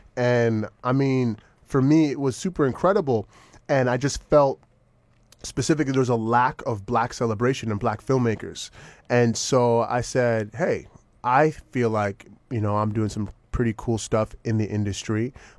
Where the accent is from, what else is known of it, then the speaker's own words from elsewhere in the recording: Jamaica; now in Los Angeles, United States; I'm a Jamaican through and through, so vegan.